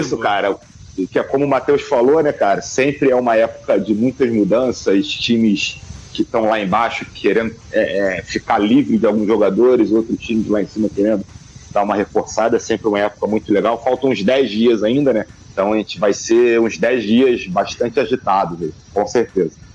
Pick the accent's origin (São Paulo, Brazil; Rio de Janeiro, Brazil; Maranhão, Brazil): Rio de Janeiro, Brazil; moved away as an adult; now in Manaus, Brazil; sou do Rio de Janeiro, mas eu estou em Manaus, cara. Tô morando um ano